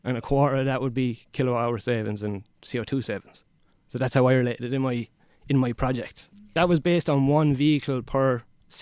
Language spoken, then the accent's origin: English; Roscrea, Munster, Ireland; moved away as an adult; also born or lived in Waterford; I'm originally from Tipperary, Rosscrea